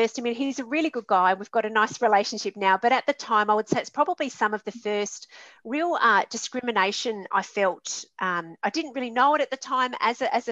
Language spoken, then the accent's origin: English; Adelaide, South Australia, Australia; also born or lived in Sydney / Darwin; in my city, in my hometown, Adelaide